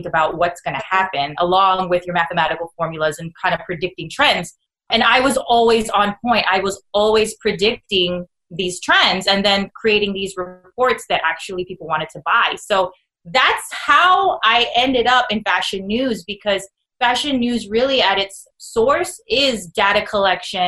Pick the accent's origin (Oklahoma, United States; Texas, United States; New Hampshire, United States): Texas, United States; San Antonio; moved away as an adult; also born or lived in Hollywood, California; I'm from San Antonio, born and raised on the South Side, but my entire adult career was spent in Hollywood, California